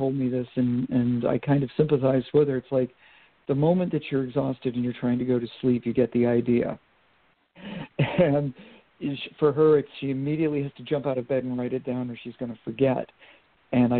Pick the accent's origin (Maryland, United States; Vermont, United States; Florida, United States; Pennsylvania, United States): Vermont, United States; also born or lived in Maine; I'm from Vermont originally, and I went to school in Maine